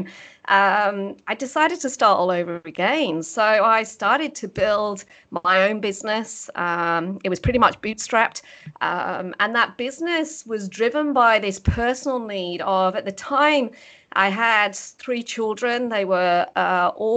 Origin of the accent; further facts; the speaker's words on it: the north of England, United Kingdom; moved away as an adult; now in Australia; I was born and bred in the UK. I'm actually from the north of England. Grew up on a farm